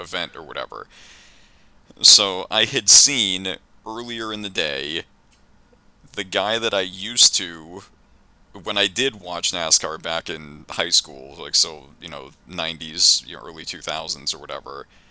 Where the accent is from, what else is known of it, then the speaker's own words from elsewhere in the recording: outside of Boston, Massachusetts, United States; I grew up like outside of Boston during like the very end of the Bird and McHale era